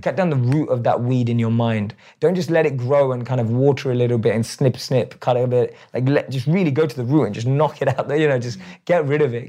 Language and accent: English; London, United Kingdom; I still look like I'm from London